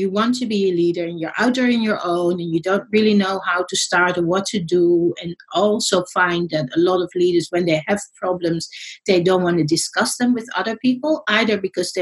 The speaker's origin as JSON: {"language": "English", "country": "Netherlands", "moved": "yes", "lives_now": "Australia", "said": "I'm in Australia. I'm actually Dutch. People were wondering about my accent."}